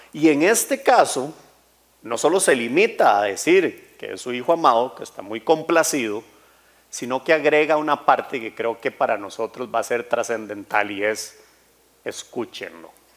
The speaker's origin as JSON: {"language": "Spanish", "country": "Costa Rica", "tie": "born or raised there", "said": "yo nací aquí en Costa Rica y crecí, así, cuarenta y tantos años"}